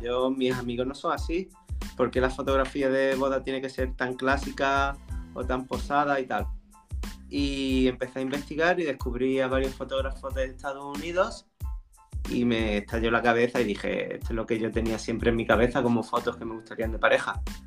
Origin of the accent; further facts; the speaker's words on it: Nerja, Andalusia, Spain; trabajaba en la discoteca de mi pueblo, en Nerja